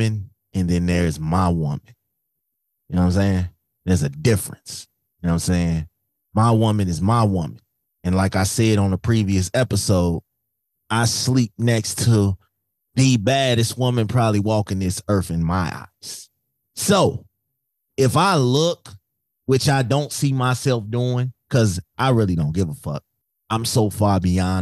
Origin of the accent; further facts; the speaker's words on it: Chicago, Illinois, United States; I'm from Chicago